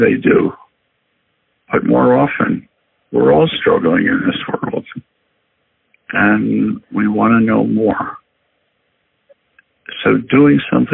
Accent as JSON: {"language": "English", "town": "Philadelphia", "region": "Pennsylvania", "country": "United States", "tie": "born or raised there", "also_born_or_lived": "Chicago", "moved": "yes", "said": "I was born and raised in Philadelphia"}